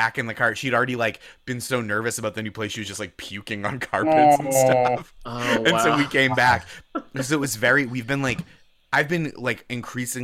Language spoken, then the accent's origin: English; Boston, Massachusetts, United States; moved away as an adult; now in New York, United States; I'm from Massachusetts. Yeah, I grew up around Boston.